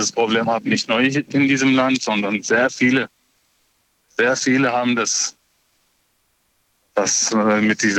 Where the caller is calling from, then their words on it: Offenburg, Baden-Württemberg, Germany; Ich komme aus Offenburg.